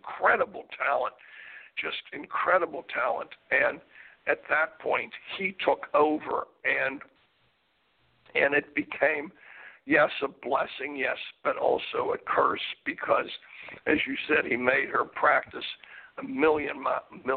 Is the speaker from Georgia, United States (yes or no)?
no; Pittsburgh, Pennsylvania, United States; When I grew up in Pittsburgh, Pennsylvania, my brother played on a Little League baseball team